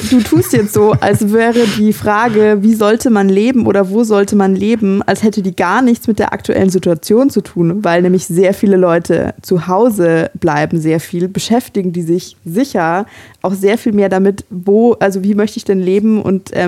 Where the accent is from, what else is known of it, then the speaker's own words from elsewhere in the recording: Germany; in einer mittelgroßen Stadt in Deutschland